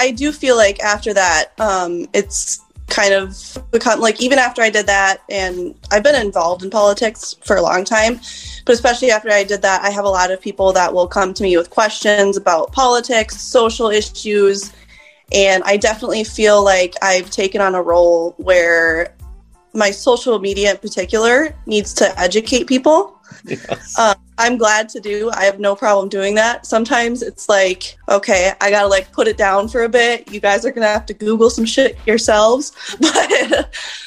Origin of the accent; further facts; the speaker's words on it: Albert Lea, Minnesota, United States; born and raised in Albert Lea